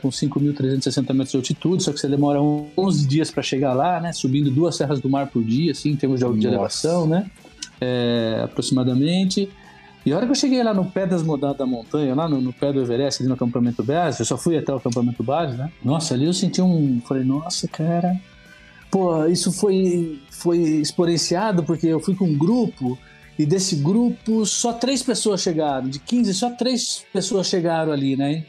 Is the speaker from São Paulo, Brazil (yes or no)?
yes; Marília, São Paulo, Brazil; moved away as an adult; como nascido no interior, né? É, nasci em Marília